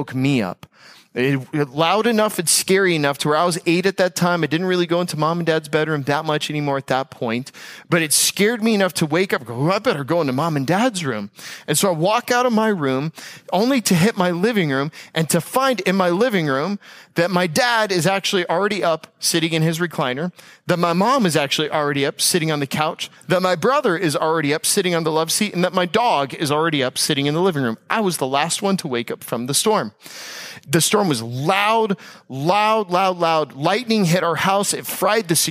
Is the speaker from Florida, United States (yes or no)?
yes; Tampa, Florida, United States; moved away; also born or lived in Palm Beach County, Florida; I'm from Tampa Bay and from the west coast of Florida.